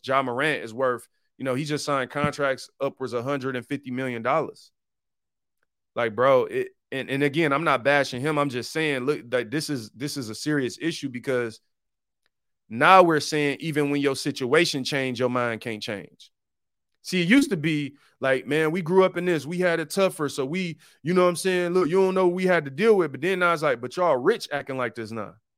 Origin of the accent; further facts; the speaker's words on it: Detroit, Michigan, United States; I'm from Detroit. I grew up on Seven Mile. Detroit was 88% black when I was growing up